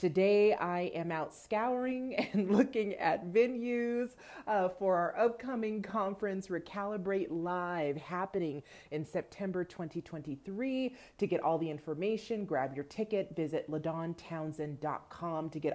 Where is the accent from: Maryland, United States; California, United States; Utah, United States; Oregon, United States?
California, United States; Los Angeles; now in Austin, United States; So I'm actually from the Southern California area. I'm from the San Fernando Valley.